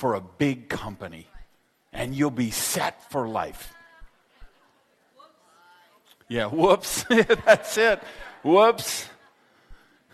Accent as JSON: {"language": "English", "town": "Madison", "region": "Wisconsin", "country": "United States", "tie": "born or raised there", "said": "I grew up in Madison, Wisconsin"}